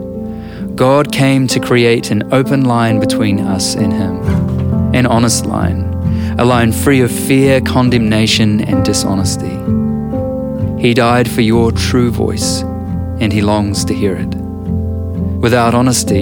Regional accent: New Zealand

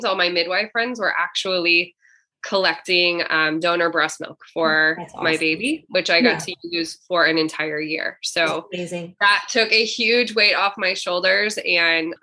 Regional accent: Columbia, Missouri, United States; now in St. Louis, United States; I grew up in Columbia, which is just in the middle of the state of Missouri

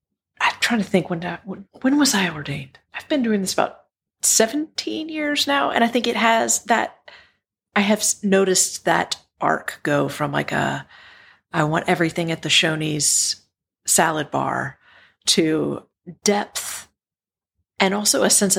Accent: Southwestern Virginia, United States; growing up in Southwestern Virginia

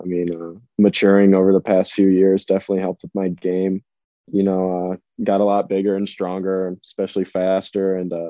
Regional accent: St. Louis, Missouri, United States; I'm from St. Louis, born and raised there, played hockey there my entire life.

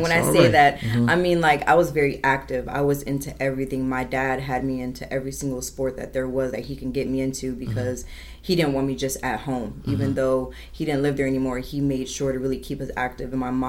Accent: Miramar, Florida, United States; also born or lived in Trenton, New Jersey; And then when I turned 7 years old, we relocated to Miramar, Florida, which is in Broward.

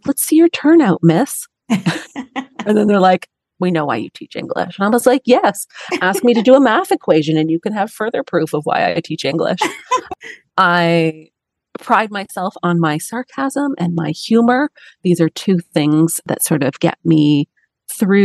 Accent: Toronto, Ontario, Canada; I'm from Toronto, Canada

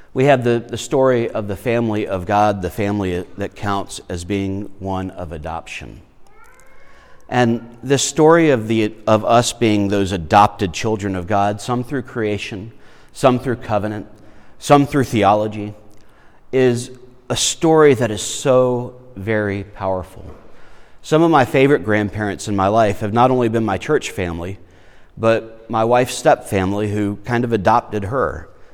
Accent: South Carolina, United States; also born or lived in Florida; we moved from Florida, where my family is, to South Carolina

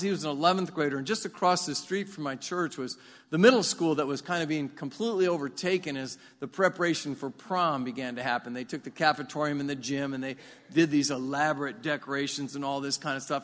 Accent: United States; I grew up in South Marion

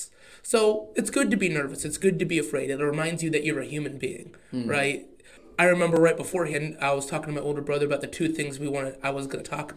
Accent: Oklahoma, United States; accent: Oklahoma; My Oklahoma accent

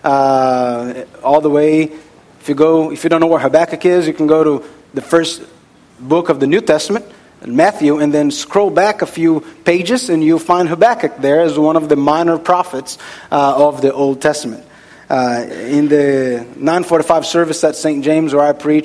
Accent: Brazil; moved away; I am from Brazil

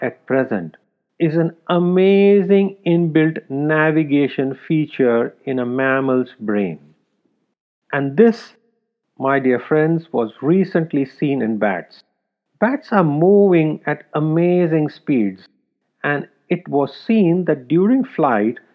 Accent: India; Growing up in India

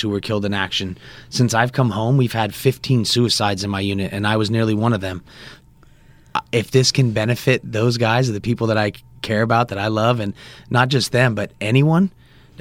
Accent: Northern California, United States; I was born and raised right here in Northern California

